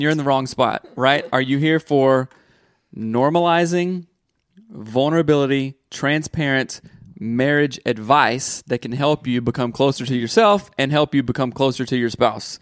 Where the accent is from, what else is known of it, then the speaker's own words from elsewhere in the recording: the South, United States; Growing up in the South